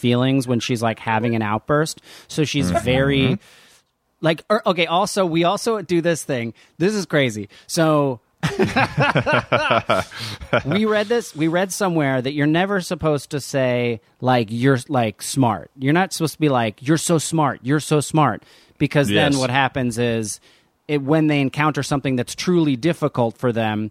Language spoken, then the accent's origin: English; New Jersey, United States; growing up in Jersey